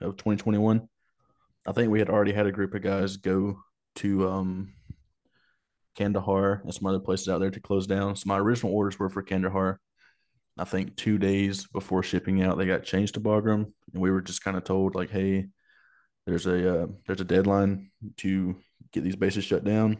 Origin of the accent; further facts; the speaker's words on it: Asbury, Alabama, United States; I grew up in a small town in Alabama. It was called Asbury.